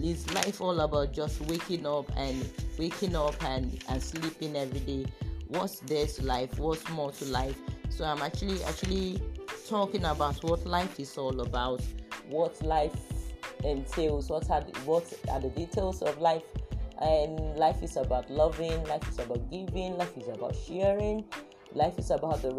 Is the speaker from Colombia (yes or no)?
no; Lagos, Nigeria; I was actually born in Lagos. I grew up in Lagos.